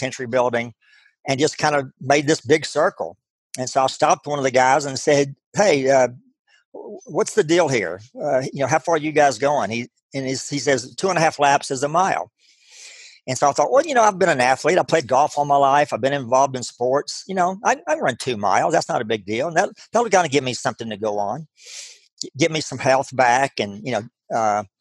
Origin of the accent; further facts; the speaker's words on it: Abilene, Texas, United States; I grew up in West Texas, Abilene, Texas, town of about 120,000 people